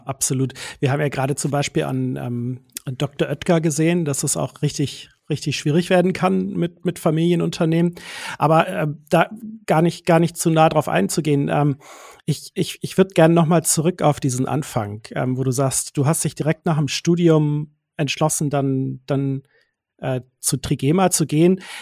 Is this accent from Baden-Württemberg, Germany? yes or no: yes; Swabian Jura, Swabia, Baden-Württemberg, Germany; accent: Swabian; moved away; denn es geht wieder in meine alte Heimat. Da muss ich so ein bisschen aufpassen, dass ich gleich nicht ins Schwäbeln komme, weil wir sind wieder auf der Schwäbischen Alb